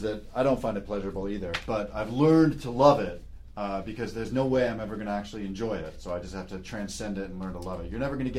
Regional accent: New York City, New York, United States; We're both from Brooklyn.

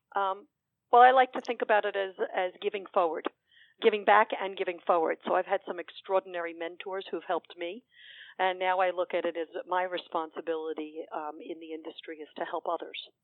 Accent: New York City, New York, United States; I grew up in Woodside. I still have family and friends in Woodside.

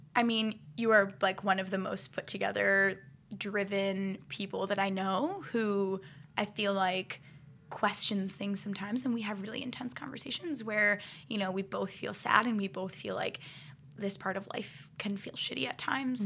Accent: Akron, Ohio, United States; I grew up in Akron, Ohio

